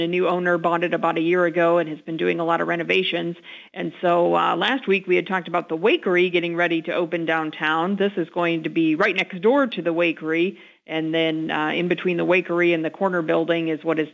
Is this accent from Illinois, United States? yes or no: yes; Collinsville, Illinois, United States; now in Springfield, United States; Collinsville, my hometown, as it turns out, down in the Metro East area